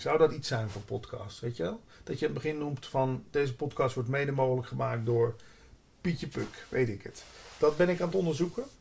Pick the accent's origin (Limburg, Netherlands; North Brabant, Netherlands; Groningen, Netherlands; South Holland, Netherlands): Limburg, Netherlands; moved away as an adult; also born or lived in Hilversum; ik kom uit Limburg